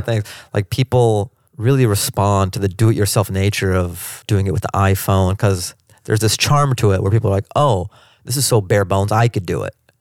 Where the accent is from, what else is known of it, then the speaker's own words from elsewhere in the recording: Seattle, Washington, United States; now in Los Angeles, United States; I grew up in Seattle.